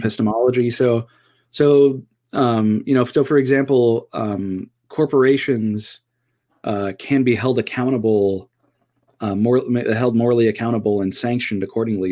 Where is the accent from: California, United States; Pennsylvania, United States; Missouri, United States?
California, United States; Southern; so I grew up in Southern California